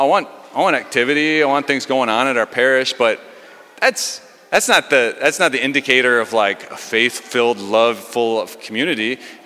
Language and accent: English; Delano, United States; well, I grew up in Delano and they only moved here 25 years ago.